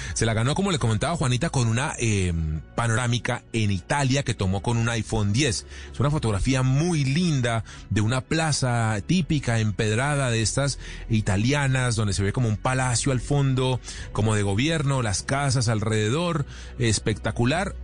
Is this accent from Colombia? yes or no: yes; Colombia; hace parte del orgullo que tenemos como colombianos